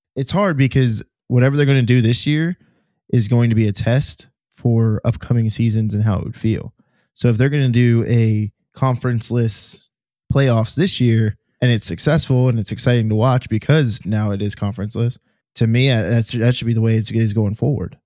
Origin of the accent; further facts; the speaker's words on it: Florida, United States; my hometown teams, the Heat and or, well, the Heat primarily and the Magic